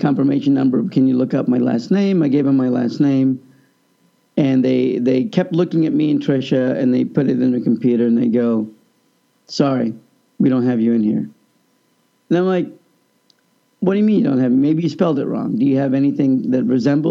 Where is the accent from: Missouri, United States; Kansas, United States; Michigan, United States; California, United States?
Kansas, United States; moved away; also born or lived in Austin, Texas; I grew up in Kansas.